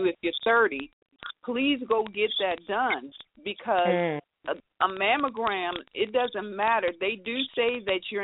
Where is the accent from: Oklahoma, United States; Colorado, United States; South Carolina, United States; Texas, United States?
Texas, United States; San Antonio; I'm from San Antonio, Texas